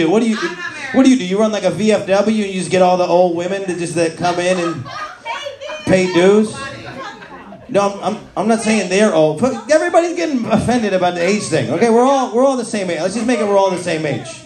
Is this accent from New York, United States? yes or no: yes; New York, United States; now in Hoboken, United States; I'm from New York, yeah. I grew up in upstate New York. I live in Hoboken now.